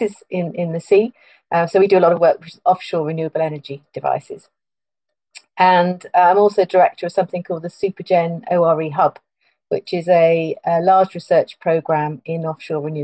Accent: Plymouth, South West England, United Kingdom; moved away as an adult; also born or lived in Bristol / London / Oxford / Bath; I'm from Plymouth, so I'm brought up by the sea

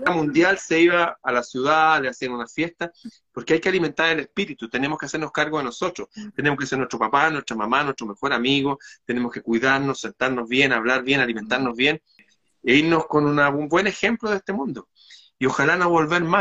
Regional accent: Chile

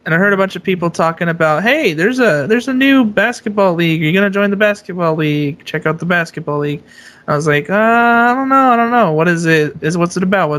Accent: Bay Area, California, United States; growing up in the Bay Area

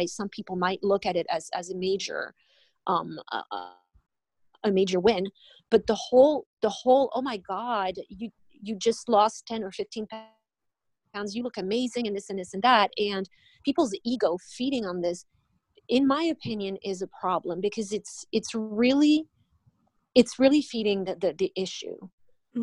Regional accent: France; moved away as an adult; now in Miami, United States; I'm originally from France. I've been in this country for 19 years

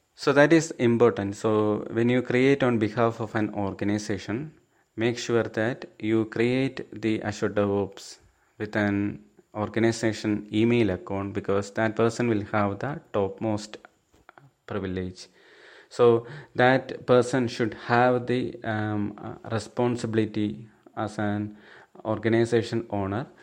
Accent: Thiruvananthapuram, Kerala, India; I'm from Thiruvananthapuram, Kerala state

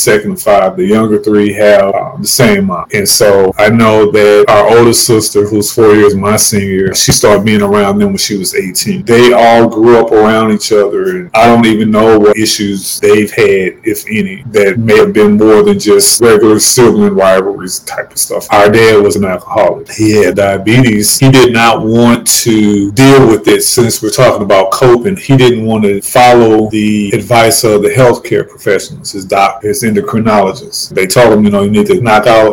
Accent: St. Louis, Missouri, United States; moved away; my hometown of St. Louis, Missouri

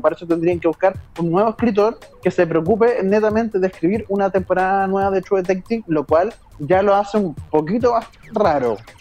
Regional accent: Chile; quiero volver a mi patria

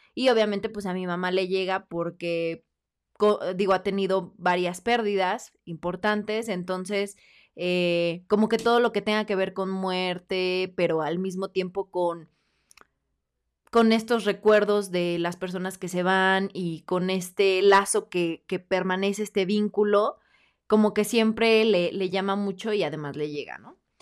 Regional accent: Mexico; nosotros como mexicanos

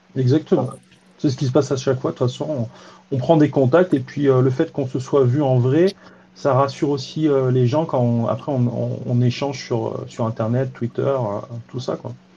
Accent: Drôme, Auvergne-Rhône-Alpes, France; chez moi dans la Drôme

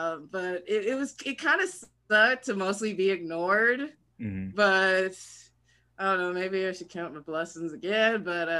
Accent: Lithonia, Georgia, United States; Lithonia, Georgia.

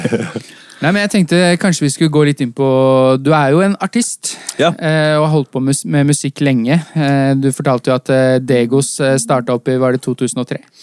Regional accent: Oslo, Norway; Vi har jo bare vokst opp eh, så å si et steinkast unna oppe på Ellingsrud.

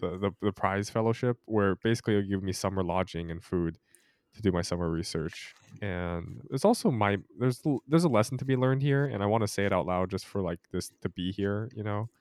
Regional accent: Utah, United States; I was born in Utah

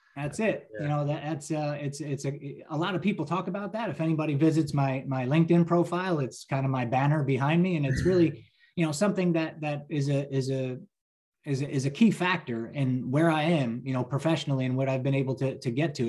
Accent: New Jersey, United States; I'm a lifelong New Jersey resident

